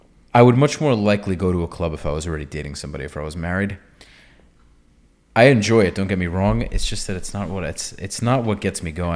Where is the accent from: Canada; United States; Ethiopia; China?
United States; New York; now in Florida, United States; I grew up in New York and I still have that attitude.